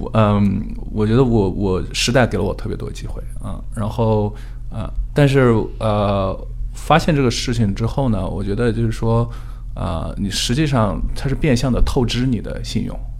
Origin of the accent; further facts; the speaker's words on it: China; now in United States; 因为我是中国人